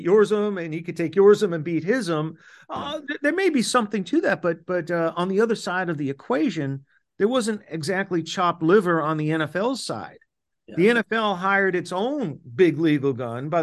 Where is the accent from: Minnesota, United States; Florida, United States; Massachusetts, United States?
Florida, United States; my home state of Florida